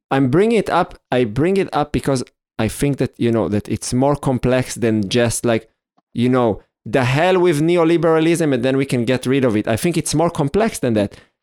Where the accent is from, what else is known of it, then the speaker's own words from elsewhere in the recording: Israel; growing up in Israel